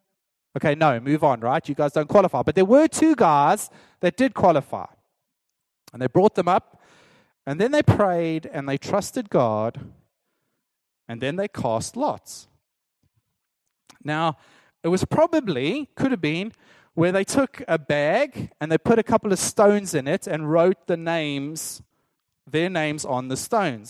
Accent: South Africa; as a South African

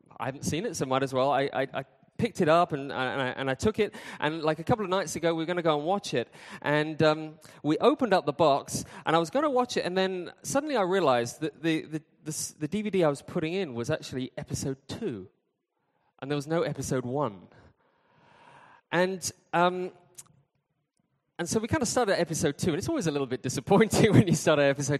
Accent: United Kingdom; I'm from Britain

